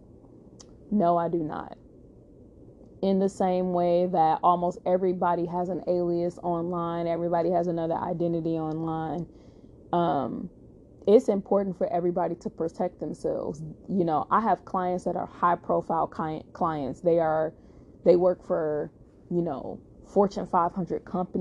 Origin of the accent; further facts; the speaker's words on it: Chicago, Illinois, United States; I'm from Chicago, and I was in Chicago